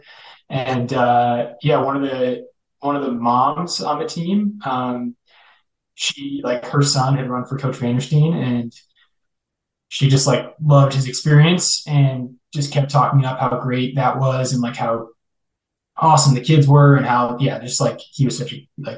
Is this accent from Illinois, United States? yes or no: yes; Naperville, Illinois, United States; moved away as an adult; I grew up mostly in Naperville, Illinois